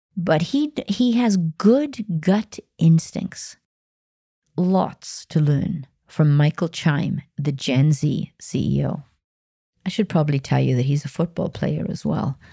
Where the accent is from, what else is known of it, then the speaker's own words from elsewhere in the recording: Wales, United Kingdom; Wales, my home country